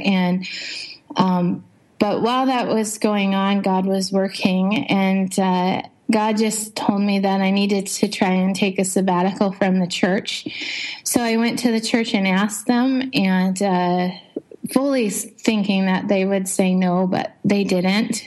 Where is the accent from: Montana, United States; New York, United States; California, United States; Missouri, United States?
Montana, United States; moved away as an adult; also born or lived in Ripon, Wisconsin / Jamestown, North Dakota; now in Indonesia; I was I was born in Montana